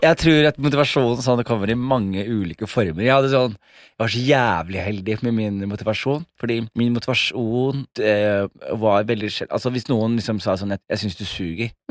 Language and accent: Norwegian; Skien, Vestfold og Telemark, Norway; now in Oslo, Norway; jeg vokste opp i Skien